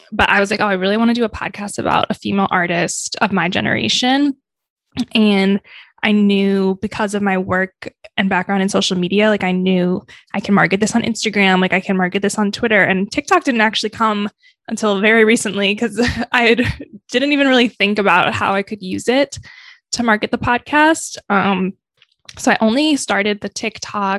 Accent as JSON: {"language": "English", "region": "Michigan", "country": "United States", "tie": "born or raised there", "moved": "as an adult", "lives_now": "New York, United States", "said": "I'm originally from Michigan, and growing up, I always just wanted to leave Michigan"}